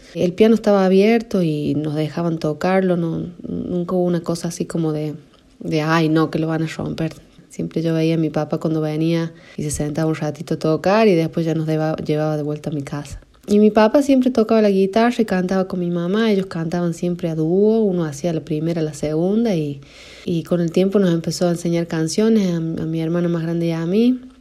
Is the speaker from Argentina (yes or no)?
yes; La Rioja, Argentina; yo nací en La Rioja, capital